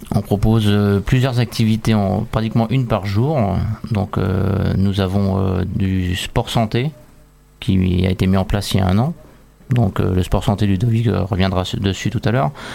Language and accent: French; France; chez nous en France